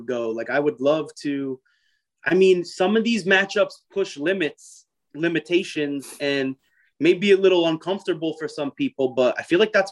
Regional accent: New York City, New York, United States; I'm from Staten Island

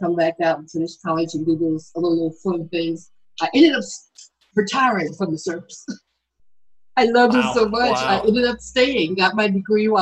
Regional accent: Williamsburg, Virginia, United States; I actually grew up in Virginia, Williamsburg

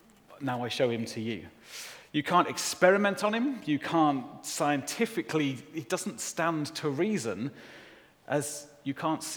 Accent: Solihull, West Midlands, United Kingdom; also born or lived in Shirley; I grew up in Solihull.

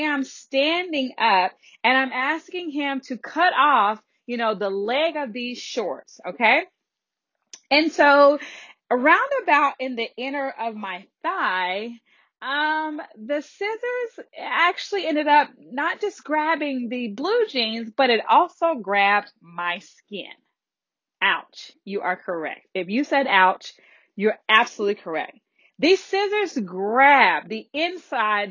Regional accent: the Deep South, United States; I was raised in the South, in the deep, deep South

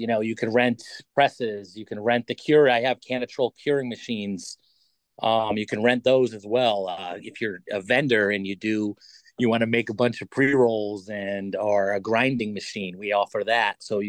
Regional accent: Waterbury, Connecticut, United States; also born or lived in Meriden; Yeah, I'm mostly from Meriden. Grew up in Waterbury.

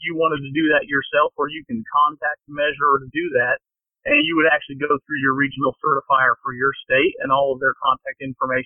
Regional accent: Kinston, North Carolina, United States; I'm currently only race directing, an half marathon in Kinston in my hometown

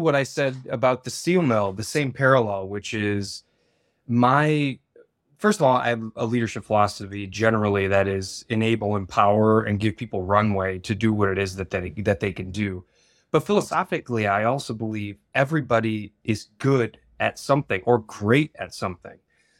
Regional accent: Midwest, United States; I was born and raised sort of in the Rust Belt in the Midwest. My father worked at a steel mill

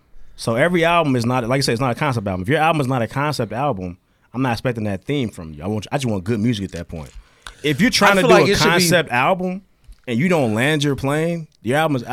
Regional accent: Alabama, United States; Bitch, I'm from Alabama.

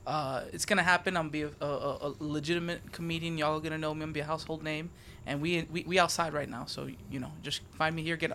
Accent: Hawaii, United States; oh, yeah, what type of Spanish are you? And I told them, I'm like, yeah, I'm Hawaiian.

